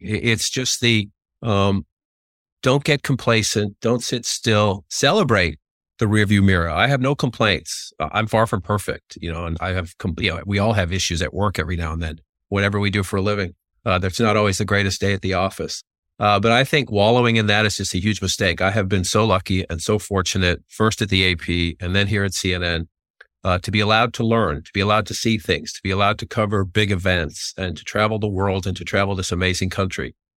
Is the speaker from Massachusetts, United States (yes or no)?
yes; Boston, Massachusetts, United States; growing up in Dorchester, Massachusetts